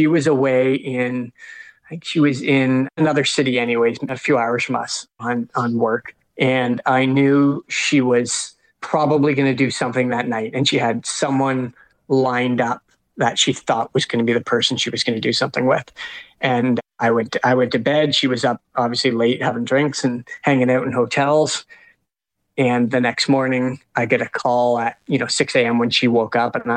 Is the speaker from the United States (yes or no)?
no; Canada; we're Canadian